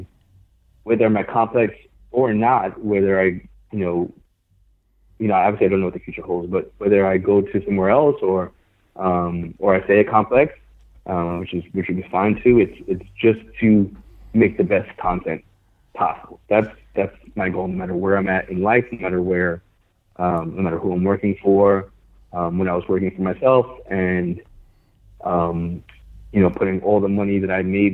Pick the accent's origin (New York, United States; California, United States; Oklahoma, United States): New York, United States; New York City; I grew up hooping in New York